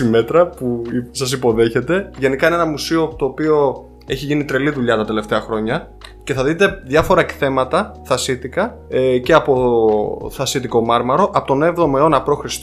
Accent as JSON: {"language": "Greek", "town": "Kallirachi", "region": "Eastern Macedonia and Thrace", "country": "Greece", "tie": "born or raised there", "said": "γιατί εγώ από Καβάλα πηγαίνω, το χωριό μου βρίσκεται κοντά στον Πρίνο."}